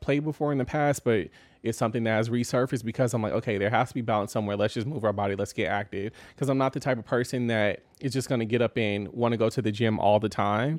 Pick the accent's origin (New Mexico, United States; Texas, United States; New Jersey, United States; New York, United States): Texas, United States; Austin; growing up in Austin, uh, it's very different now